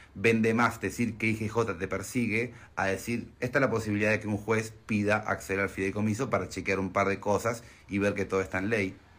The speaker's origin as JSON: {"language": "Spanish", "country": "Argentina", "said": "soy argentino y Neuquén queda en Argentina"}